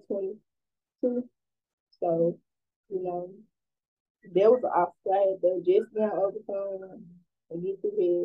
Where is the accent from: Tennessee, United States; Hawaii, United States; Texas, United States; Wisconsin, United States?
Tennessee, United States; Memphis; I'm from Memphis, Tennessee, and I am 20 years old